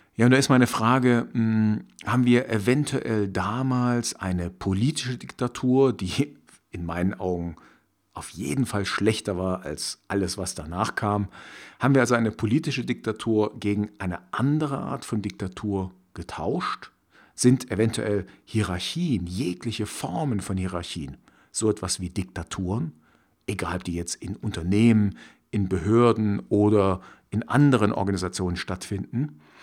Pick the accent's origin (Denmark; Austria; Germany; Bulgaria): Germany; former East Germany; Ich stamme nämlich aus der ehemaligen DDR, also sprich aus dem Osten von Deutschland. Damals gab es zwei Staaten und ich bin in der DDR aufgewachsen